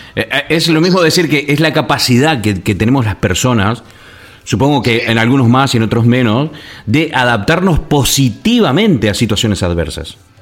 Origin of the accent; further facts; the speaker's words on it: Argentina; moved away as an adult; also born or lived in La Gomera, Canary Islands / England; Soy de Argentina